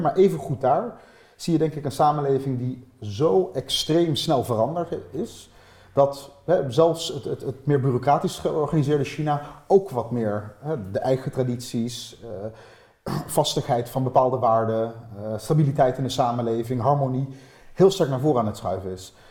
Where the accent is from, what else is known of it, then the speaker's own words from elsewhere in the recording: Netherlands; ik heb gewoon een Nederlands paspoort ik hoef niet nog iets extra's te doen om Nederlander te worden, buiten het feit dat ik hier geboren ben